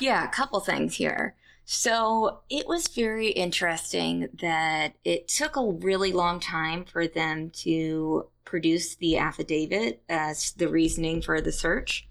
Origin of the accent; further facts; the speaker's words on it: Kansas, United States; moved away; I'm from Kansas, um, went to the University of Kansas School of Journalism